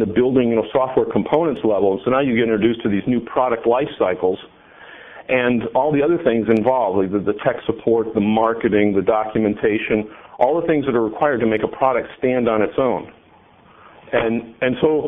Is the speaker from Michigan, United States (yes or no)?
no; California, United States; I come from California